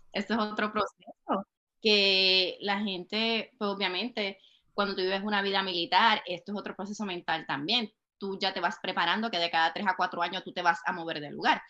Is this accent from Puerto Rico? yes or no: yes; Puerto Rico; moved away as an adult; now in Texas, United States; soy puertorriqueña, nacida y criada en Puerto Rico